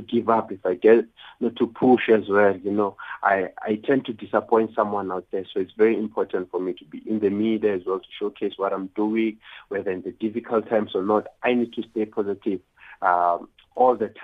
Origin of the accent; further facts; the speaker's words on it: Soweto, Gauteng, South Africa; I come from Soweto